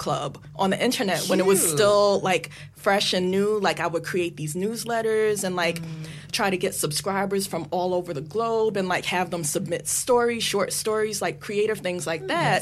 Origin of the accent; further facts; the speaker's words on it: New York City, New York, United States; I'm from Brooklyn. I ride the subway